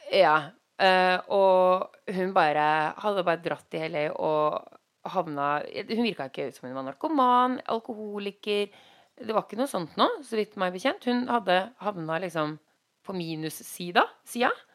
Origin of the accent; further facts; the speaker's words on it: Norway; moved away as an adult; now in Los Angeles, United States; vi er nordmenn